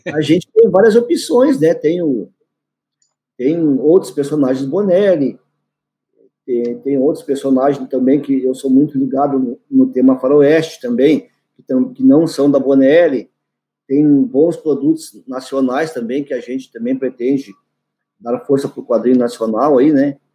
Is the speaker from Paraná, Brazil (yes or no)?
no; Cacequi, Rio Grande do Sul, Brazil; Saikan é o nome da minha localidade, onde eu nasci, onde eu, eu resido até hoje